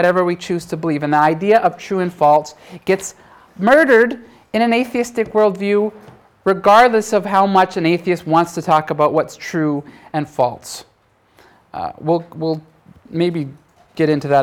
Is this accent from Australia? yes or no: no; Canada; I'm Canadian